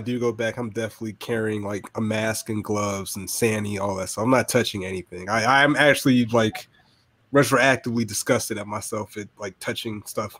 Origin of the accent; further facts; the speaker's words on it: Augusta, Georgia, United States; Being also an Augustan